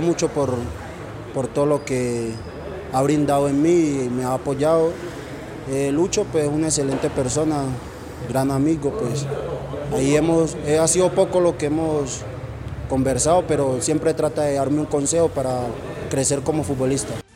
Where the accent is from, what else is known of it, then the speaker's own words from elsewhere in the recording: Puerto Tejada, Cauca, Colombia; now in Manizales, Colombia; soy de Puerto Tejada, Cauca, de la vereda Perico Negro